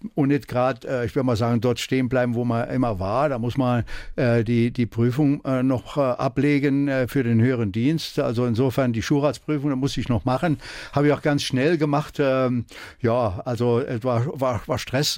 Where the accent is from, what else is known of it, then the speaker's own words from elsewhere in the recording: Erbringen, Saarland, Germany; also born or lived in Düppenweiler; Ich bin in Erbringen geboren und äh, nach Düppenweiler verheiratet